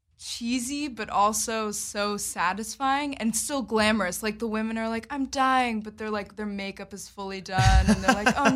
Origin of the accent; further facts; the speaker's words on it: Berwyn, Pennsylvania, United States; moved away; I grew up in Berwyn, Pennsylvania.